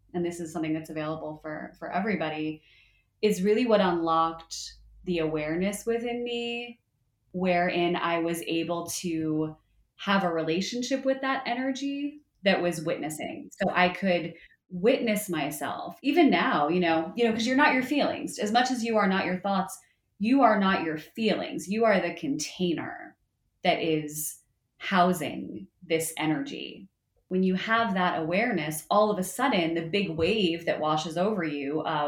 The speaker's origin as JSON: {"language": "English", "region": "New Jersey", "country": "United States", "tie": "born or raised there", "said": "I grew up in North Jersey, and so I spent a good amount of time at the Jersey Shore, like any good Jersey girl does"}